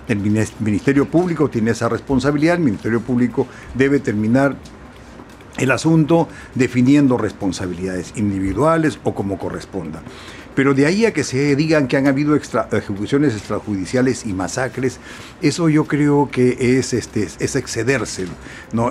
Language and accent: Spanish; Peru; yo también como muchos peruanos